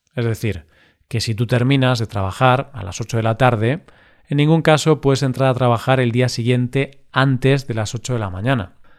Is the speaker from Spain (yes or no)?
yes; Spain